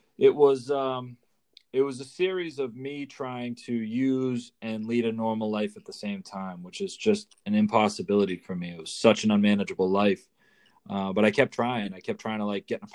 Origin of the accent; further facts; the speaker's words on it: north of Boston, Massachusetts, United States; up near Boston, Mass, a little north of Boston